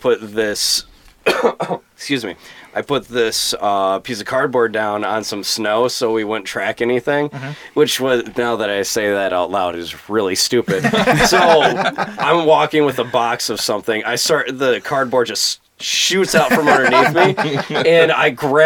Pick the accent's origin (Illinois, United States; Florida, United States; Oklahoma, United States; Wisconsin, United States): Wisconsin, United States; accent: Wisconsin; my Wisconsin accent